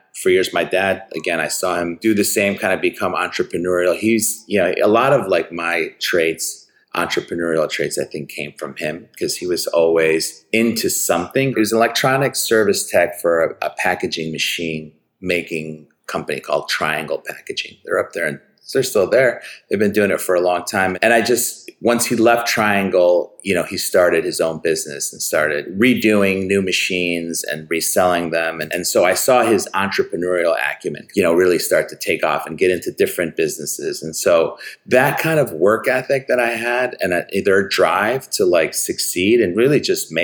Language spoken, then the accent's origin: English; Chicago, Illinois, United States; growing up in Chicago, I grew up on the Northwest Side